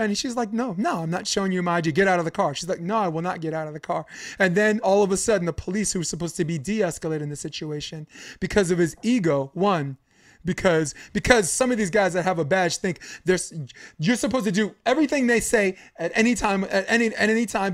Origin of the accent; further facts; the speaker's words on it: New York City, New York, United States; I'm from Brooklyn. I'm from Flatbush Avenue.